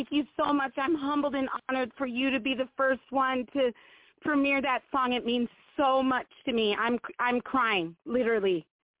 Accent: Oakland, California, United States; born there; now in Montana, United States; born in Oakland, but in a strange type of circumstances, I guess we could say, I ended up in Montana, the big sky country of Montana

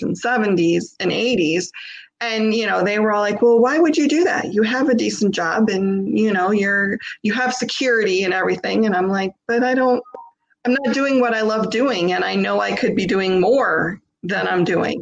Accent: Michigan, United States; I'm born and raised in Michigan, Midwest

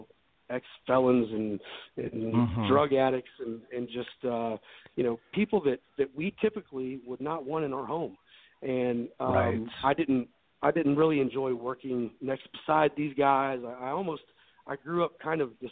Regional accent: Memphis, Tennessee, United States; born or raised there; moved away as an adult; also born or lived in Dallas, Texas / Laguna Beach, California; now in Nashville, United States

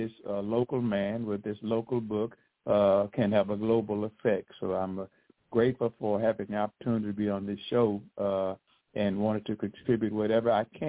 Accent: St. Francis County, East Arkansas, United States; also born or lived in Little Rock, Arkansas; now in Camden, United States; I was born in East Arkansas in November of 1952, and I have all of my school training there in St. Francis County, graduating from high school in 1970

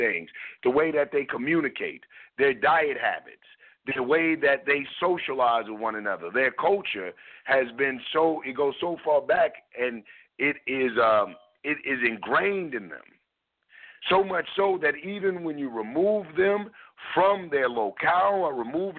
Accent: United States; I was born in America and I was raised in America.

